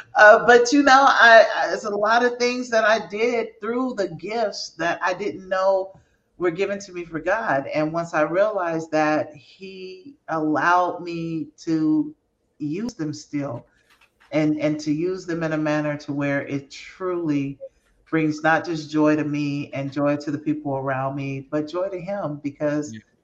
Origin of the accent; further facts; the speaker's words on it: San Francisco, California, United States; that's my hometown. That's where I'm from